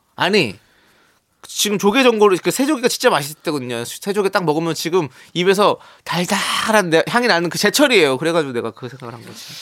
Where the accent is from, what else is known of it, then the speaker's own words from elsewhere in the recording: Incheon, South Korea; 저는 인천 출신이긴 하지만